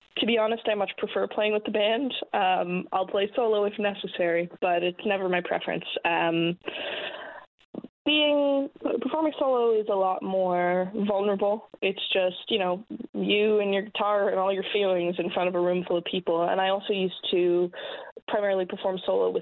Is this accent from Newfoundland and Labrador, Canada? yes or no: yes; St. John's, Newfoundland and Labrador, Canada; I'm from here. I grew up right downtown